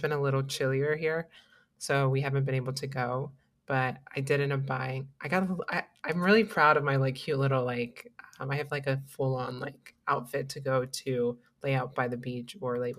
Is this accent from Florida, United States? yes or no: yes; Florida, United States; I'm from Florida